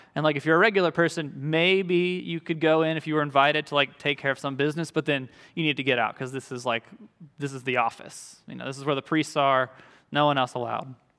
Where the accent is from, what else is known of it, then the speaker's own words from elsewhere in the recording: Louisiana, United States; moved away; I'm from Louisiana, so when I went back to, uh, Louisiana for school, it was kind of a getting to go home